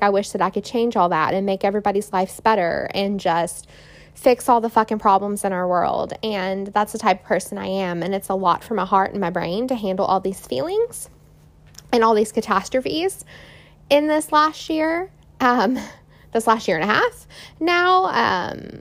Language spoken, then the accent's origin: English; Indiana, United States; now in Houston, United States; my hometown, Indiana, up north